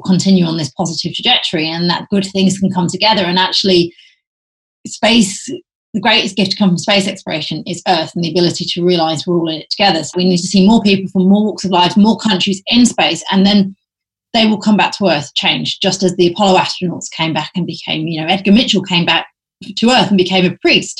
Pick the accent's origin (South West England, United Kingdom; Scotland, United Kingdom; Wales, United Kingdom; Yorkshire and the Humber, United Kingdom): Yorkshire and the Humber, United Kingdom; Hull; moved away; also born or lived in United States; a girl growing up in Hull